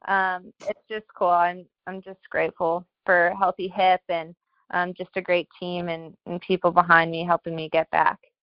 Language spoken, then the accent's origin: English; Colorado, United States; moved away as an adult; now in Washington, D.C., United States; I'm from Colorado, so I was home with my family